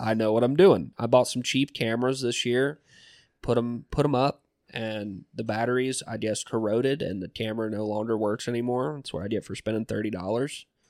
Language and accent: English; Southwest Georgia, United States; moved away; I come from Southwest Georgia.